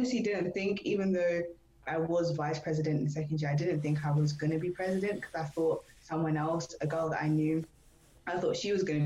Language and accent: English; London, United Kingdom; moved away as an adult; now in Norwich, United Kingdom; I'm from London